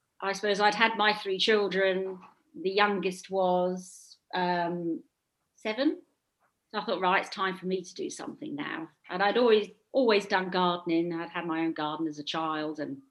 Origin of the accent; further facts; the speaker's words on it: Southwold, East of England, United Kingdom; it's a little seaside town in Suffolk, very touristy, and it was my hometown, so we moved back here